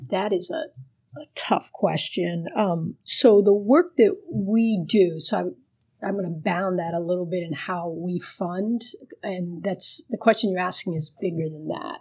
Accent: Miami, Florida, United States; first language Spanish; English is a second language; growing up in Miami

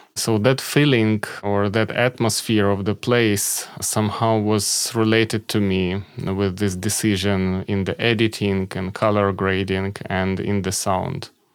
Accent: Kharkiv, Kharkiv Oblast, Ukraine; moved away as an adult; also born or lived in Kyiv; my hometown, Kharkiv

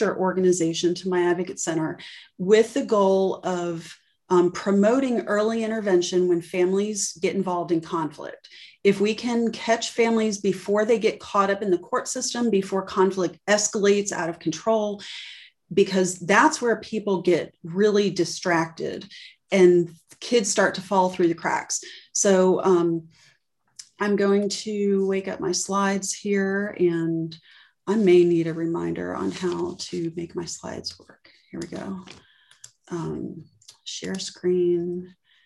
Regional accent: Miami, Florida, United States; I'm from Miami, and I saw a lot growing up

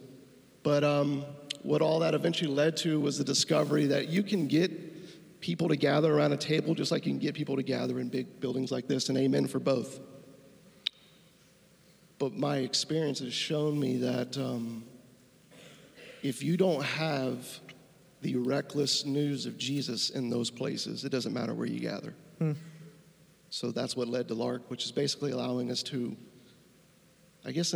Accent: Tampa, Florida, United States; moved away as an adult; also born or lived in Asheville, North Carolina / Chicago; I'm originally from Tampa

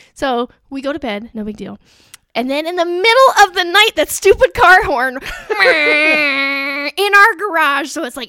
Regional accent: Alexandria, Indiana, United States; born or raised there

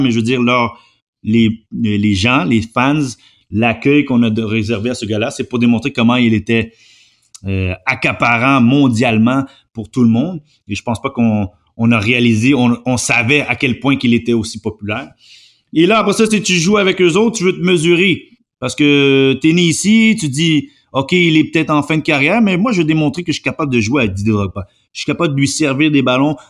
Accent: Montreal, Quebec, Canada; je suis né à Montréal

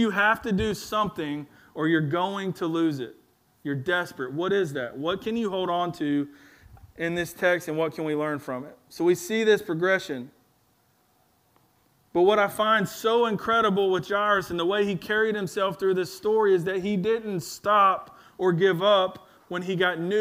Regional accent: Alabama, United States; also born or lived in Louisiana; when we moved back to Alabama after we moved from Louisiana to Alabama

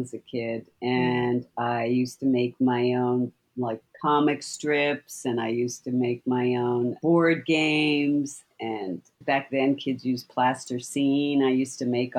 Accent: Canada; I grew up in Canada.

